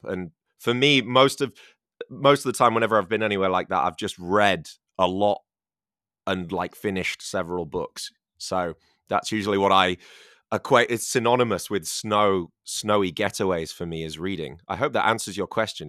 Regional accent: England, United Kingdom; now in China; I'm from England

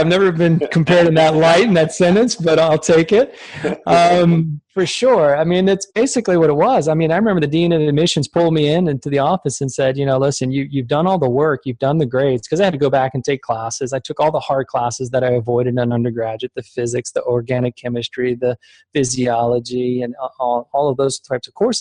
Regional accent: Richmond, Virginia, United States; born or raised there; also born or lived in Germany

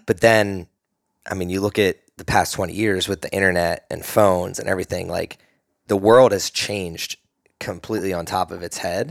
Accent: East Coast, United States; now in Austin, United States; I'm from the East Coast

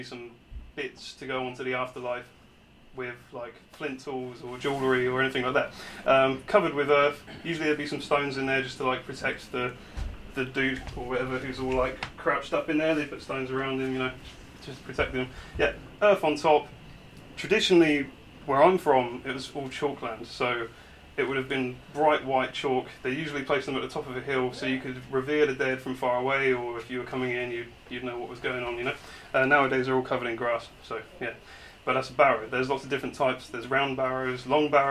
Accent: Weymouth, South West England, United Kingdom; I grew up in Weymouth right here.

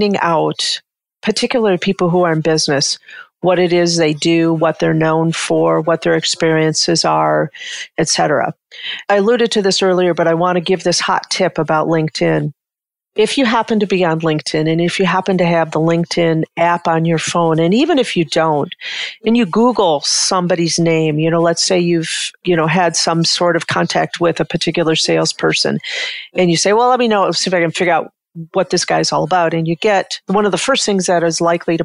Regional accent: Detroit, Michigan, United States; I grew up in Detroit

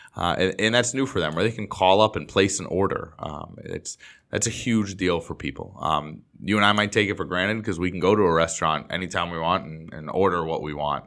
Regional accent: Boston, Massachusetts, United States; now in Los Angeles, United States; I grew up in the Boston area

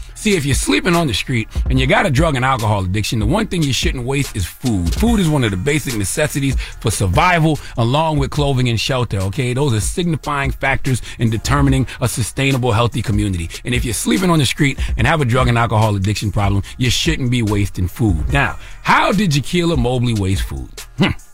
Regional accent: the Low Country, South Carolina, United States; I'm from South Carolina, the Low Country, eight four three.

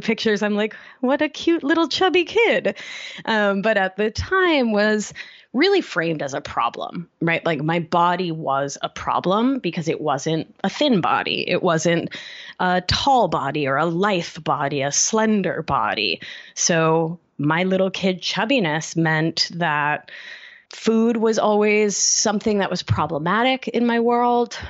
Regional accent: Argentina; also born or lived in Brooklyn, New York City; now in New York City, United States; I'm from Argentina, which is a place, a new culture with a lot of emphasis on thinness.

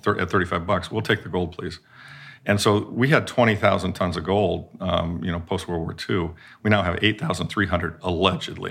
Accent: Midwest, United States; moved away; I grew up in the Midwest

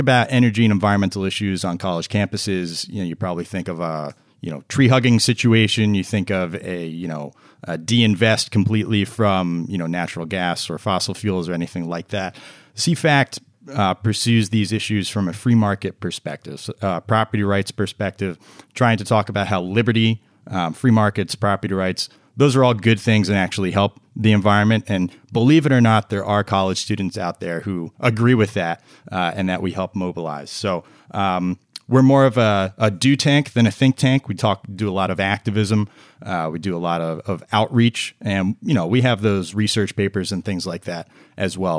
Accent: New Jersey, United States; moved away as an adult; now in Washington, D.C. area, United States; I'm a Jersey boy. I was from New Jersey originally

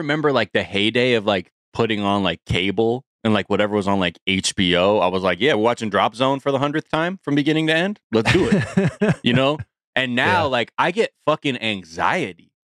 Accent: Billings, Montana, United States; Just I'm from Montana. Billings

